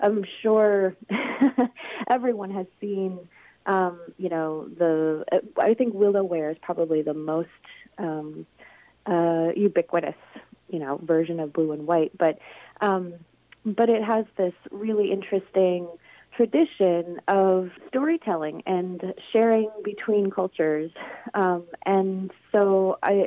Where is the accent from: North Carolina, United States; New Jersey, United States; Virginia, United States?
Virginia, United States; now in Minnesota, United States; the Shenandoah River, which is the river that I grew up on in Virginia